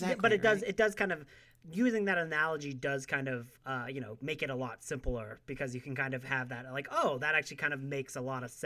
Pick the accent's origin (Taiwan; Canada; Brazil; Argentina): Canada; as a Canadian